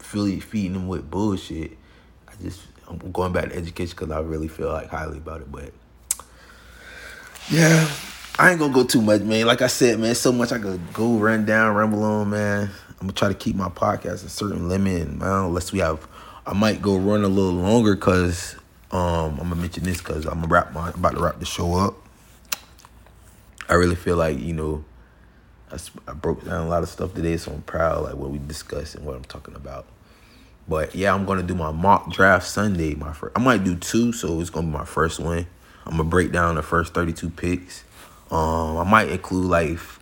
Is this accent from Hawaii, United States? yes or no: no; Florida, United States; I'm from Florida